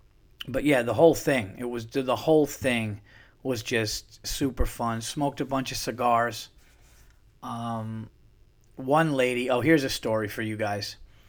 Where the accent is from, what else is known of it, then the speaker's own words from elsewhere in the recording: California, United States; now in Dallas, United States; Yeah, well, I'm from California, so, you know, but I'm in Dallas now.